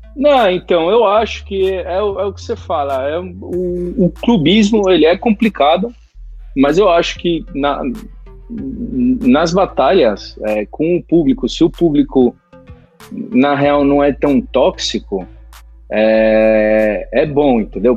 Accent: Brazil; moved away as an adult; now in Spain; sendo brasileiro e por mais que eu, a maior parte da minha vida eu vivi no Brasil

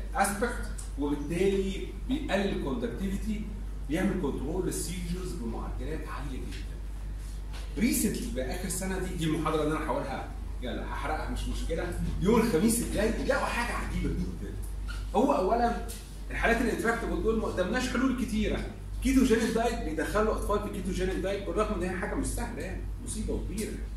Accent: Egypt; عندنا في مصر

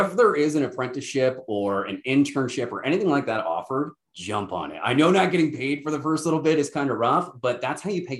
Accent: New Glasgow, Nova Scotia, Canada; also born or lived in St. Thomas, Ontario / Muskoka, Ontario; now in Listowel, Canada; I'm a blue noser at heart. I was born and raised in New Glasgow, Nova Scotia

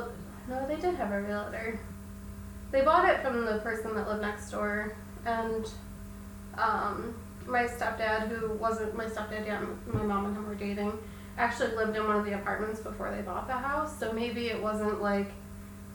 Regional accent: Attica, New York, United States; also born or lived in Alexander; I grew up in like Attica and Alexander, So we moved we moved from Attica, or Alexander to Attica

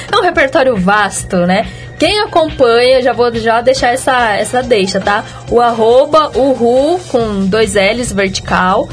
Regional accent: Minas Gerais, Brazil; eu sou mineira

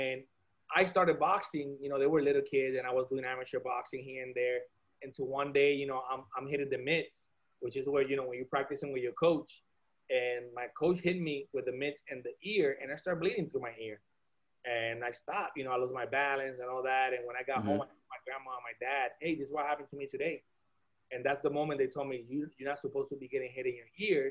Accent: Puerto Rico; moved away; also born or lived in Miami; growing up in Puerto Rico and going to school in Puerto Rico

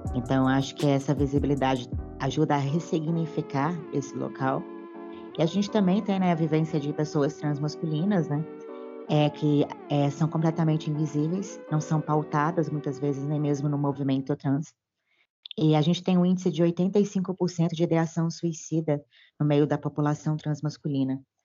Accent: Belo Horizonte, Minas Gerais, Brazil; sou de Belo Horizonte, Minas Gerais

